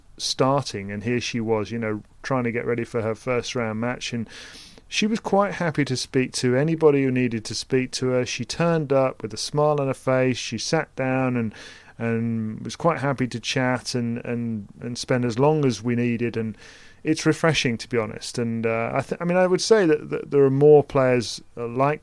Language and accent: English; United Kingdom; a British person presenting a tennis podcast